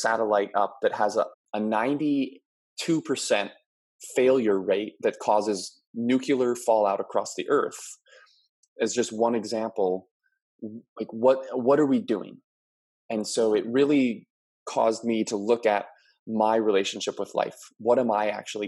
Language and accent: English; Maui, Hawaii, United States; moved away as an adult; I'm originally born and raised on Maui